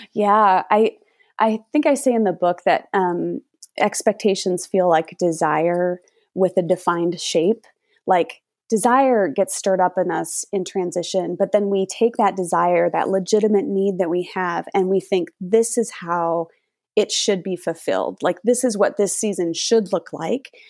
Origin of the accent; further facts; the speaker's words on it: Minnesota, United States; now in Florida, United States; I grew up in Minnesota